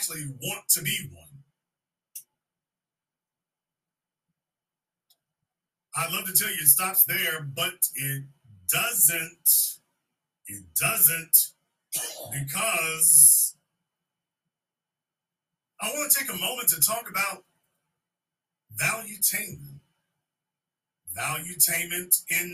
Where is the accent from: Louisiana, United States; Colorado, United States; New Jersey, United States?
Louisiana, United States; moved away; the soil I was born on in Louisiana